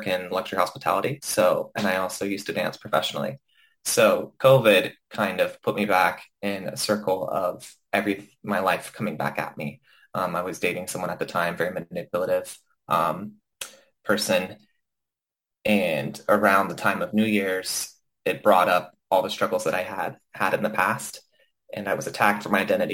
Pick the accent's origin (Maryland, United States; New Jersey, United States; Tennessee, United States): Tennessee, United States; Knoxville; moved away as an adult; now in Los Angeles, United States; I grew up in the Knoxville area. So I moved to Los Angeles at the age of 19